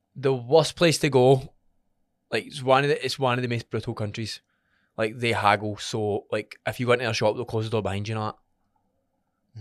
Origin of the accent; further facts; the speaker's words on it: Scotland, United Kingdom; We're from Scotland.